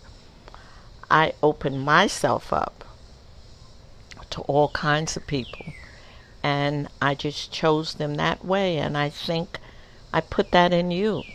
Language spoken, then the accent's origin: English; the South, United States; also born or lived in Co-op City, New York; now in New York, United States; I came from the South